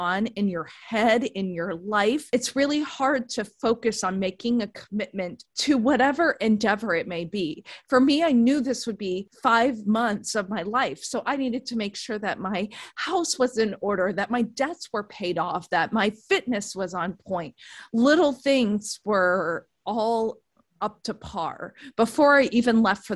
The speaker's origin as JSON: {"language": "English", "region": "East Coast", "country": "United States", "moved": "as an adult", "lives_now": "San Diego, United States", "said": "I'm from the East Coast originally"}